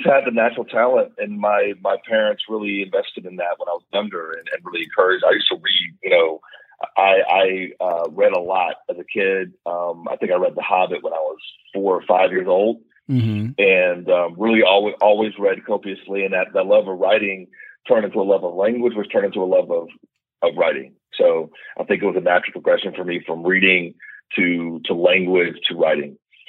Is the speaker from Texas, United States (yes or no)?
no; Pittsburgh, Pennsylvania, United States; Yes, I'm a guy from Pittsburgh.